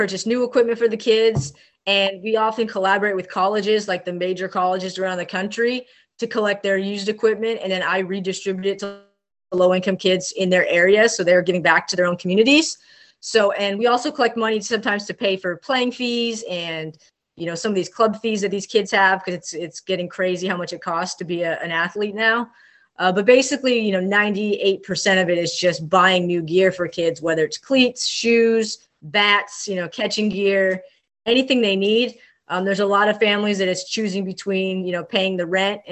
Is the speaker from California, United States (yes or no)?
yes; Ventura, California, United States; I grew up in Southern California, Ventura, California. Shout out to the 805